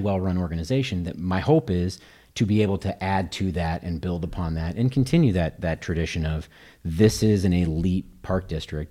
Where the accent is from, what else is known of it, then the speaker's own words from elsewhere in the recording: Kansas City, Missouri, United States; moved away as an adult; now in Naperville, United States; I grew up in Kansas City, Missouri